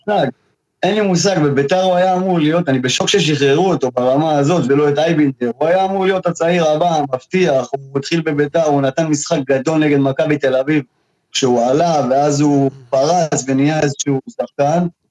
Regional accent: Southern District, Israel; אני מושבניק מהדרום

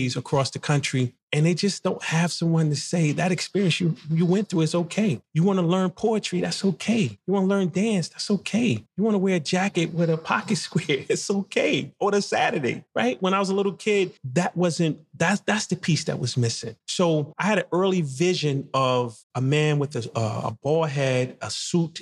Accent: Jersey City, New Jersey, United States; also born or lived in Spartanburg, South Carolina; growing up in Jersey City and the part where I grew up

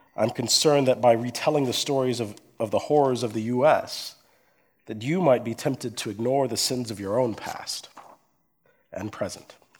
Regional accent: coastal Georgia, United States; also born or lived in Erlangen, Germany; my father was in the U.S. military, and then we moved to coastal Georgia in the United States

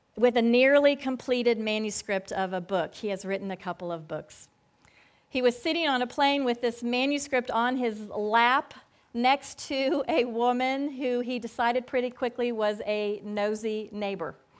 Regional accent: Florida, United States; as a kid growing up in Florida, I grew up in a family where many years we were rarely in worship.

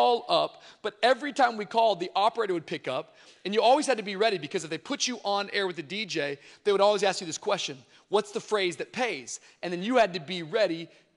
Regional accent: Tacoma, Washington, United States; I grew up in Tacoma, Washington, outside of Seattle

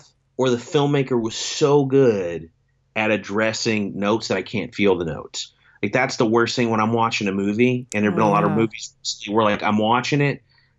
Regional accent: Shepherdsville, Kentucky, United States; my hometown in Shepherdsville, Kentucky

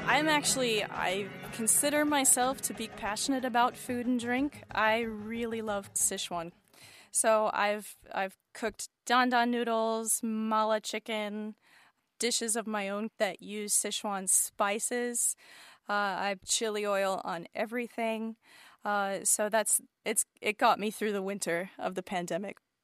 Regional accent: United States; I am an American composer of choral, vocal, and chamber music

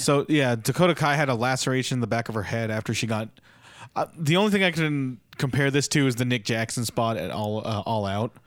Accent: Philippines; As a Filipino

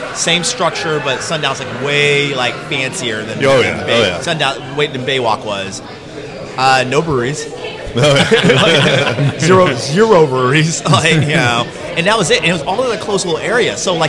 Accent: Tampa, Florida, United States; We're both from Tampa.

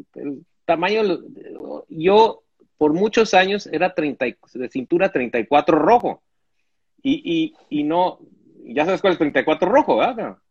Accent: Mexico; como mexicano

